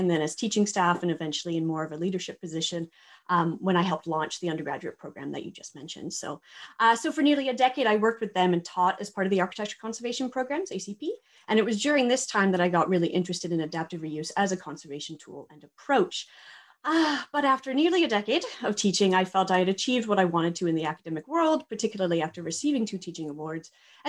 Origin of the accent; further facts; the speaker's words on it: Saskatoon, Saskatchewan, Canada; born there; also born or lived in Hong Kong; So I was born here in Canada in Saskatoon, Saskatchewan, but moved to Hong Kong with my family in the early 1990s.